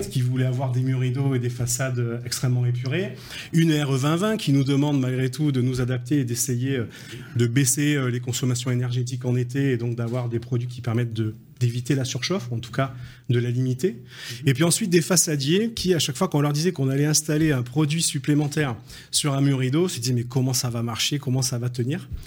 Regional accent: Belgium; Restons français, même si nous sommes belges.

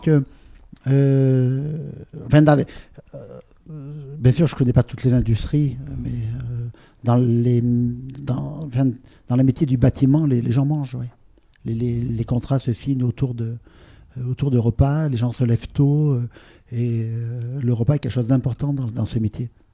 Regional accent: Provence-Alpes-Côte d'Azur, France; J'ai grandi sur la côte d'Azur

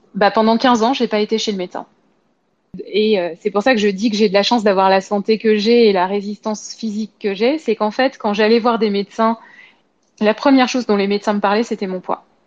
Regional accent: Paris, Île-de-France, France; je suis parisienne

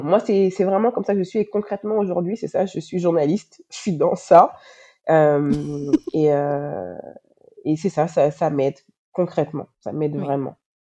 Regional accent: Paris, Île-de-France, France; moved away as an adult; also born or lived in Moncton, Canada / Montreal, Canada; now in Dakar, Senegal; Je suis née, j'ai grandi en France, euh, à Paris.

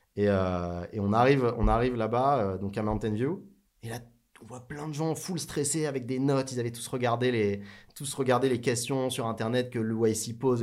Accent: France; Je viens pas de Paris, je suis en provincial.

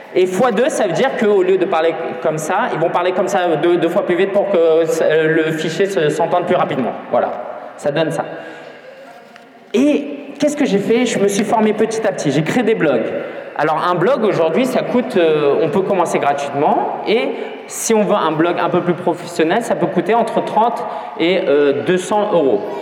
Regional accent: France; je suis né en France, mes parents étaient chinois

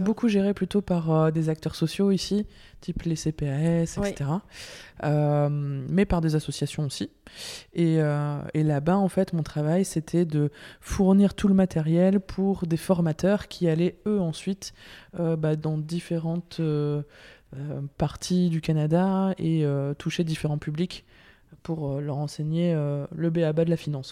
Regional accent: Lille, Hauts-de-France, France; moved away as an adult; also born or lived in Brussels, Belgium; now in Belgium; je viens de Lille, du nord de la France.

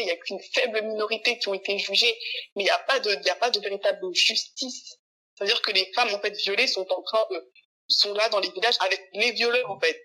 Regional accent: France; je suis née en France

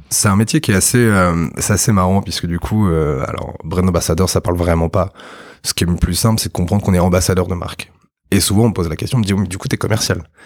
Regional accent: Normandy, France; je suis normand à la base

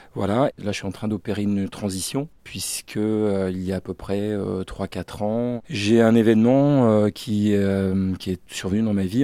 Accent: Brest, Brittany, France; je suis originaire de la Bretagne, du bout de la Bretagne, le Finistère, là où je suis né, à Brest très exactement

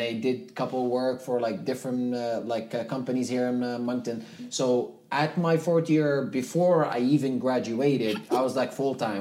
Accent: Zuwara, Nuqat al Khams, Libya; first language Tamazight; English is a second language; moved away as an adult; also born or lived in Ottawa, Canada; now in Atlantic Canada; I grew up in Libya. Okay. My city is called Zwara. Yeah, I am native North African, so my uh, first language is uh, Tamazight.

